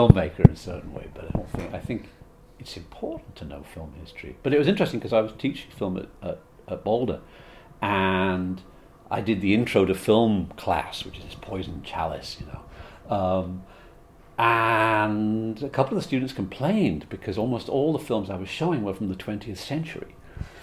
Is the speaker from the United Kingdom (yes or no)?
yes; Liverpool, North West England, United Kingdom; moved away; also born or lived in Bristol; I was born outside Liverpool in England